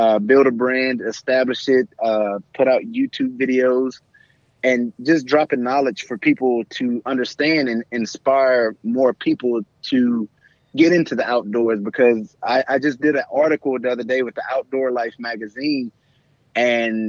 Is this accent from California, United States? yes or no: no; Double Bayou, Texas, United States; I'm originally from Double Bayou, Texas, which is a small community.